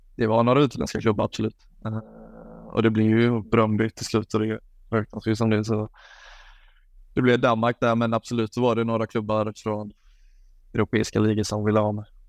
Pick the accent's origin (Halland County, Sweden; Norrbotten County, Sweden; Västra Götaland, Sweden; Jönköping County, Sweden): Halland County, Sweden; Falkenberg; moved away as an adult; now in Belgium; hemma i Falkenberg